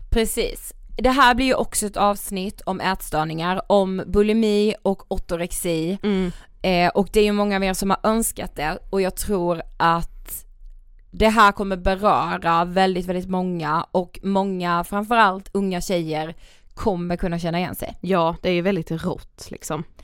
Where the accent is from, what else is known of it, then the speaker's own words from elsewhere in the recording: Finland; first language Swedish; jag är född i Finland. Jag är finlandssvensk.